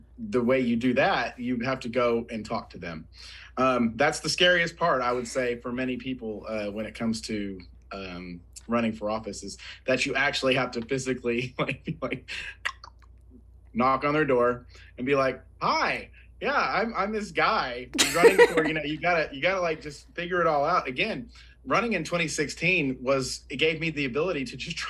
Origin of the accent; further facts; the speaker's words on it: Oklahoma, United States; also born or lived in Colorado; So I am a lifelong Oklahoman. I mean, I've lived in other places, but I was born and raised here in Oklahoma.